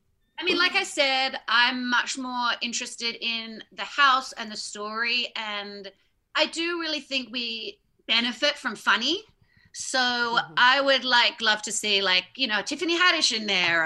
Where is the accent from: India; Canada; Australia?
Australia; I'm Australian, like, I'm a good swimmer.